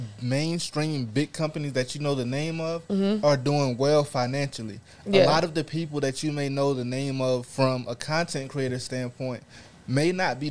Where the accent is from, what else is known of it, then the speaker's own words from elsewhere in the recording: Raleigh, North Carolina, United States; I'm from North Carolina, Raleigh, to be exact.